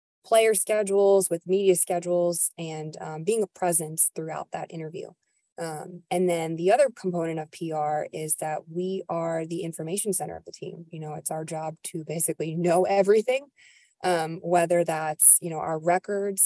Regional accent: New York, United States; moved away; I'm from New York originally

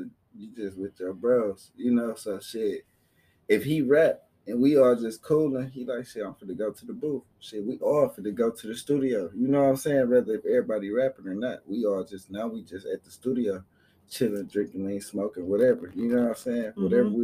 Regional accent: Flint, Michigan, United States; now in Atlanta, United States; We from the north side of Flint.

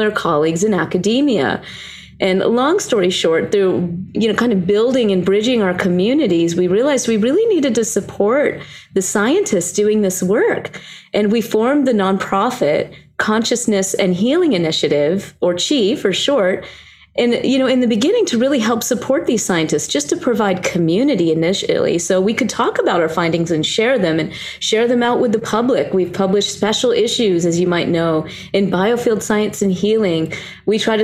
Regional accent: the South, United States; I was born and raised in the South

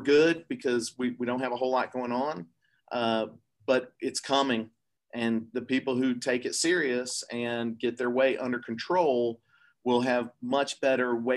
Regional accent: Atlanta, Georgia, United States; moved away as an adult; I started at Georgia Tech in Atlanta, my hometown

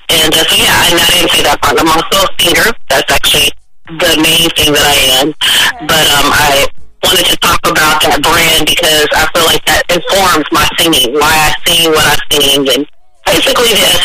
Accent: Oakland, California, United States; also born or lived in San Francisco; I was born in San Fran, raised in Oakland my folks are from the South. My mom is from New Orleans. My dad is from Chicago by way of Mississippi. Um, I grew up in the Bay Area.

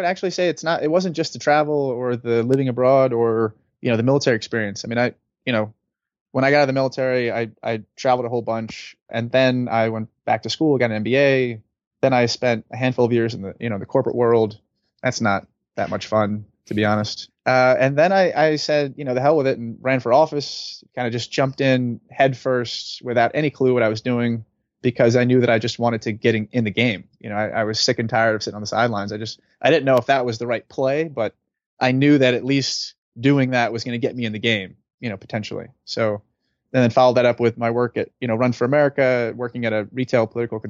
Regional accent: United States; as an American, as someone that is not Israeli or is not Palestinian

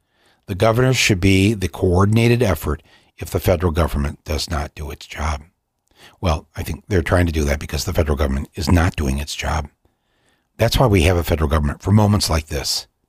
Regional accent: Canada; How can you feel good as a Canadian knowing that you got their job because you told General Motors you can pay less taxes here in Ontario?

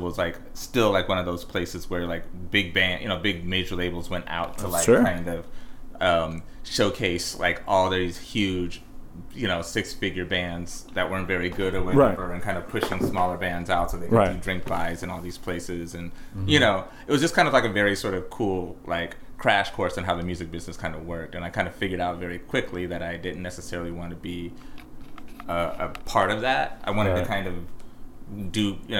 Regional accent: Lincoln, Nebraska, United States; moved away as an adult; now in New York, United States; I'm from Lincoln, Nebraska

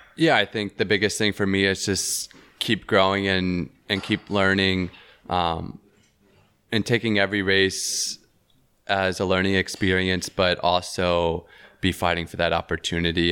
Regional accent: Tennessee, United States; also born or lived in Knoxville, Tennessee; in my home state in the town that I was living

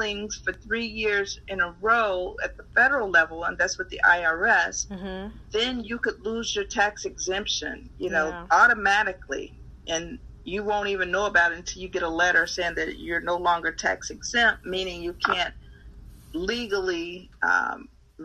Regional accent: Chicago, Illinois, United States; I grew up in North Lawndale in Chicago, on Chicago's west side.

